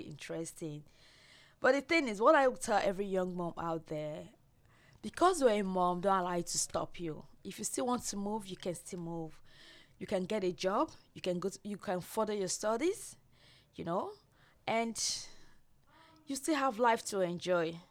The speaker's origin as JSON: {"language": "English", "country": "Nigeria", "moved": "as an adult", "lives_now": "Australia", "said": "I'm from Nigeria"}